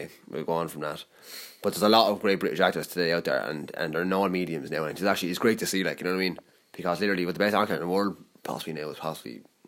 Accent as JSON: {"language": "English", "country": "Ireland", "said": "I'm Irish. I can't do it, but I'm Irish"}